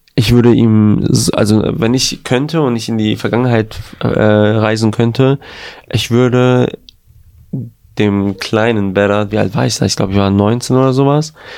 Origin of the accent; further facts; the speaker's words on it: Gelsenkirchen, North Rhine-Westphalia, Germany; in Gelsenkirchen, in meiner Stadt Geleg